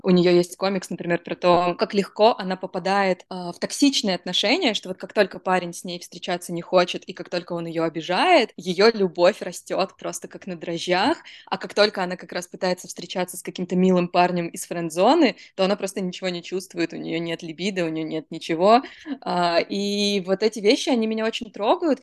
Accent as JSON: {"language": "Russian", "town": "Rostov-on-Don", "region": "Rostov Oblast", "country": "Russia", "tie": "born or raised there", "said": "я росла в Ростове-на-Дону"}